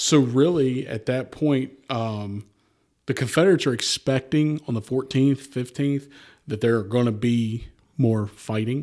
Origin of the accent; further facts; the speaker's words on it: United States; accent: valley; my valley accent